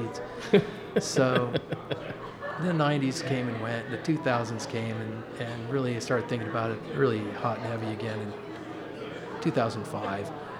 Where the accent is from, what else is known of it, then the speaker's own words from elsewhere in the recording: Denver, Colorado, United States; I'm from Denver originally